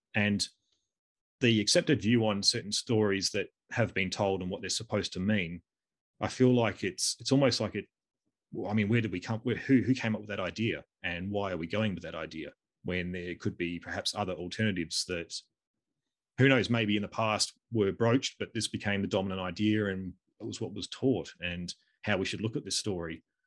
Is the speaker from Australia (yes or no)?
yes; Australia; we're both Australian.